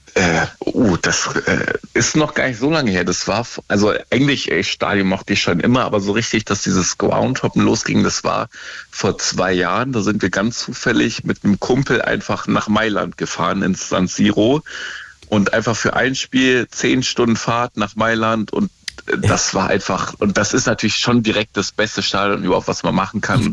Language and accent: German; near Kassel, Northern Hesse, Germany; moved away as an adult; also born or lived in Dortmund; now in Stuttgart, Germany; eigentlich aus Nordhessen, äh, kennt keiner Nähe von Kassel, aber so eine Kleinstadt